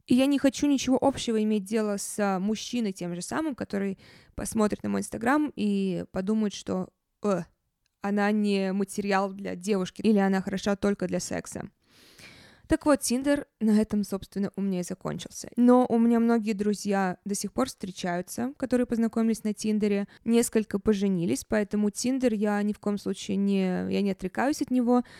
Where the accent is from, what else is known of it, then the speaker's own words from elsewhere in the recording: Saint Petersburg, Russia; also born or lived in Moscow; я сейчас в Петербурге, в моём родном городе.